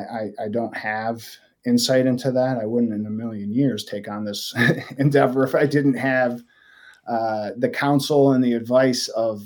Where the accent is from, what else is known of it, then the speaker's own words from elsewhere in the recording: Michigan, United States; now in Chicago, United States; I'm not from here originally. I grew up in Michigan. I've lived in Chicago since 2005.